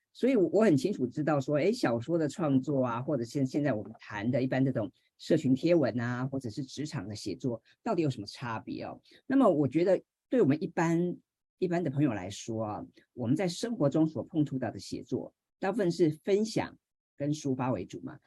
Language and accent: Chinese; Hsinchu, Taiwan; 我是新竹人嘛哈，所以是竹字头